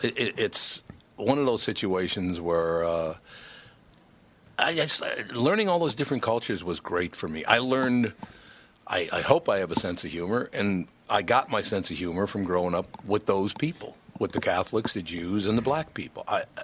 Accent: Minneapolis, Minnesota, United States; That's where I grew up in North Minneapolis.

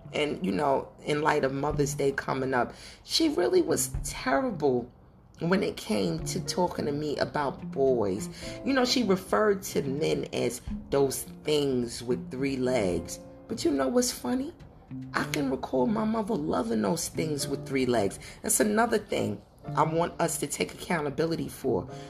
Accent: New York City, New York, United States; growing up in Brooklyn, New York

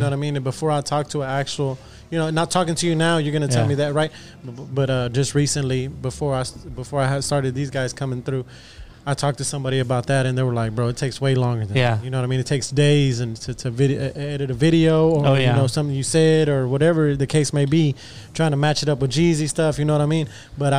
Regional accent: Houston, Texas, United States; because of course we're all from Houston.

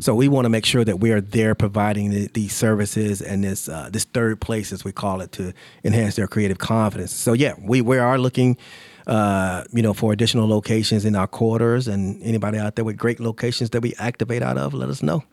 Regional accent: Charlotte, North Carolina, United States; I grew up in Charlotte

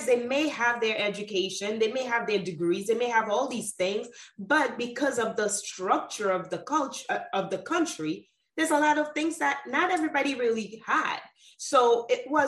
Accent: Haiti; moved away; also born or lived in Sint Maarten; at 6 months old, my mother and father took me to Haiti, where I was raised and brought up by my grandparents on my mother's side

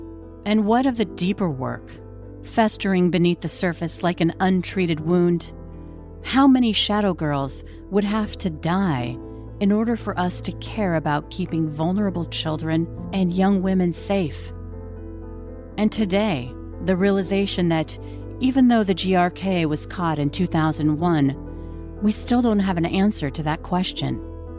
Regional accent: by the Green River, Washington, United States; I grew up in Washington State by the Green River, near a valley of some of the most fertile farmland in the country.

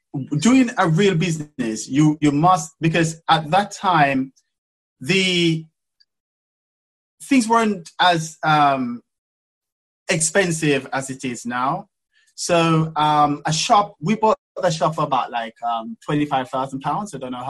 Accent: England, United Kingdom; Because obviously you can imagine I come from England, I'm a black man, and you know, into this industry, which is very rare and very weird for a black man to be in.

